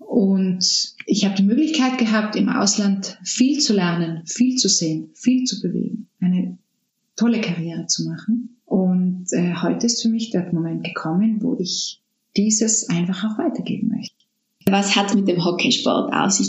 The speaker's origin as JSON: {"language": "German", "area": "South Tyrol", "region": "Trentino-Alto Adige", "country": "Italy", "tie": "born or raised there", "moved": "as an adult", "said": "Südtirol ist meine Heimat."}